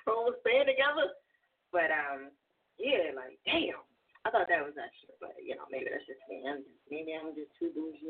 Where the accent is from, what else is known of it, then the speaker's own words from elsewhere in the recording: New Jersey, United States; accent: East Coast; also born or lived in California; now in Philadelphia, United States; I'm originally from Jersey, but I live in Philly.